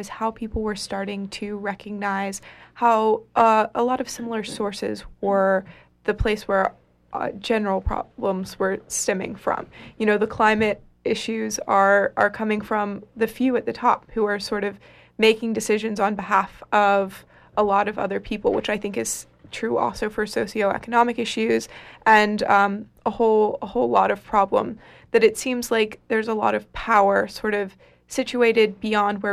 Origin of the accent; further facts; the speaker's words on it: North Carolina and Tennessee, the South, United States; now in Bar Harbor, United States; I'm originally from the South, North Carolina and Tennessee, but I live in Bar Harbor now